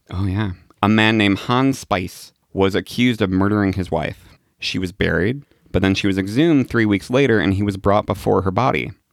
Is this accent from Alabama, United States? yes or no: no; Illinois, United States; my home state of Illinois